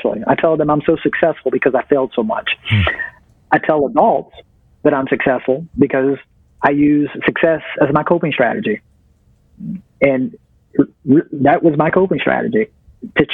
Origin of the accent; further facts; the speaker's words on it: Virginia, United States; I'm from Virginia